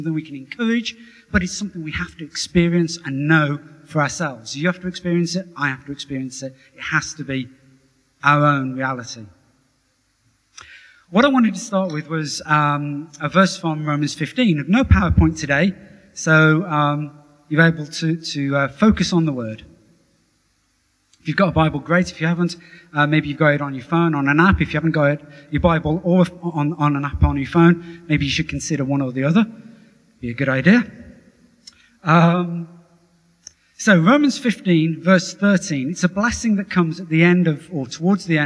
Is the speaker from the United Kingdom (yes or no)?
yes; Wolverhampton, West Midlands, United Kingdom; I was born in a council house in Wolverhampton